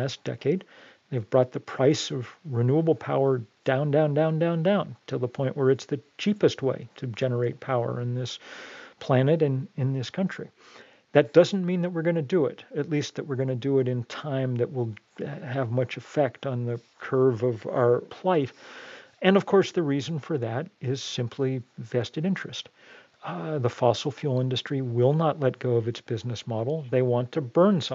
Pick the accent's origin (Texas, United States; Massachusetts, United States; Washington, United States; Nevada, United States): Massachusetts, United States; Lexington; I grew up outside of Boston, in Lexington